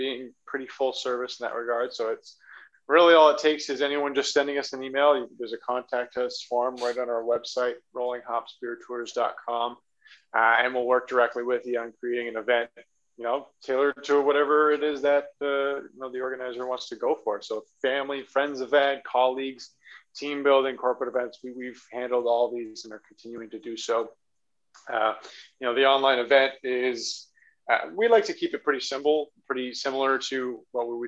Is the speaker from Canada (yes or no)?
yes; Hamilton, Ontario, Canada; now in Toronto, Canada; I'm born and raised Hamilton before I moved to Toronto